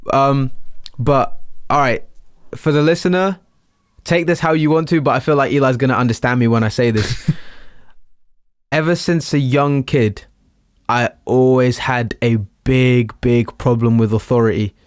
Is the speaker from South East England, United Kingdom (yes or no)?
yes; Littlehampton, South East England, United Kingdom; I'm from Littlehampton. I am Portuguese